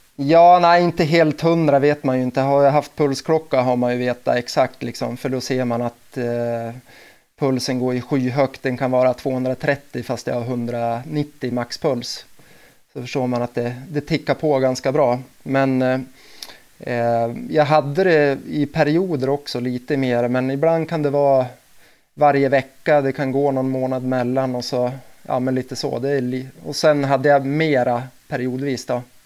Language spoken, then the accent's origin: Swedish; Delsbo, Gävleborg County, Sweden; jag är uppväxt i Delsbo och Hälsingland